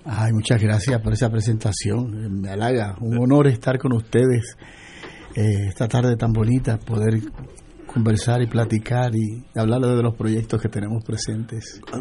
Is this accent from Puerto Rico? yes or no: yes; Puerto Rico; mi identidad, de mi lugar de nacimiento